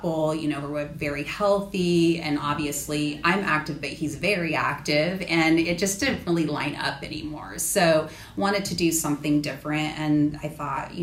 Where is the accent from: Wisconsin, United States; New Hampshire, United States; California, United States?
California, United States; moved away as an adult; now in Charleston, United States; I am originally from California